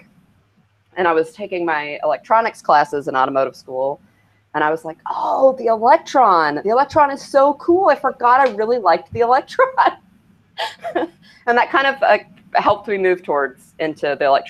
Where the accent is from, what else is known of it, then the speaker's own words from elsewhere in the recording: Kentucky, United States; moved away as an adult; also born or lived in Cincinnati; now in Portland, United States; I've lived here for 12 years. I grew up in Kentucky.